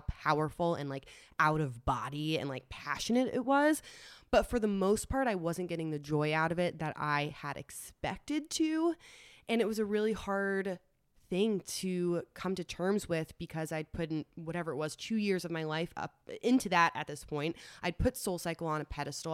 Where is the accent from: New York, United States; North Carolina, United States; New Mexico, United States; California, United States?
New York, United States; New York City; moved away as an adult; also born or lived in Los Angeles; Grew up in New York City. I'm a New Yorker. Tried and true.